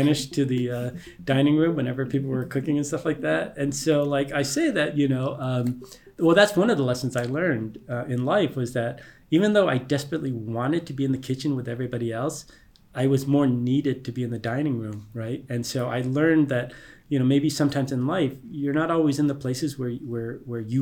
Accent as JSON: {"language": "English", "town": "Detroit", "region": "Michigan", "country": "United States", "tie": "born or raised there", "said": "my hometown, particularly in the 80s, when Detroit was really suffering"}